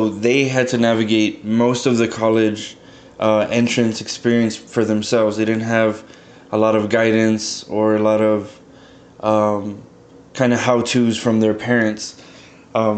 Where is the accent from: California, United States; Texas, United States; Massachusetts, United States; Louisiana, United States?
Texas, United States; McAllen; moved away as an adult; also born or lived in San Marcos, Texas; I'm originally from McAllen, Texas, a small little town on the border of Texas and Mexico.